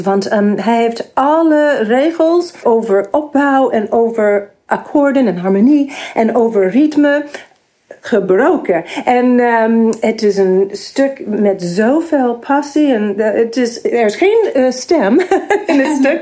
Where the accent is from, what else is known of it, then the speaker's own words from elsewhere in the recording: New York, United States; Dutch is a second language; moved away as an adult; also born or lived in Massachusetts, United States; now in Netherlands; ik ben geboren in de Verenigde Staten en ik ben opgegroeid in New York